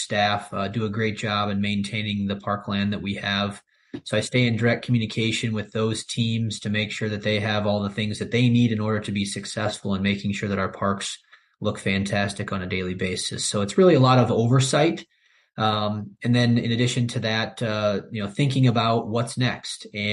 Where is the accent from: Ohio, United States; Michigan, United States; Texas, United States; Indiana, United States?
Indiana, United States; Valparaiso; also born or lived in Chicago; to live and to work here back in my hometown